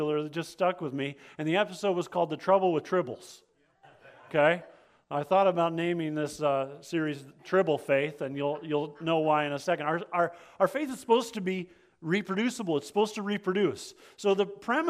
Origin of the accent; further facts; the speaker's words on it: Alaska, United States; I grew up in Alaska, and not just Alaska, but like out in the middle of nowhere, Alaska